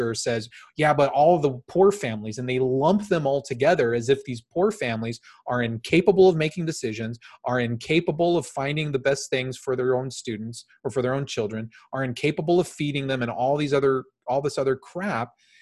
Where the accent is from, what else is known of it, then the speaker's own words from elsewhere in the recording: Phoenix, Arizona, United States; I grew up in South Phoenix in a very, very economically depressed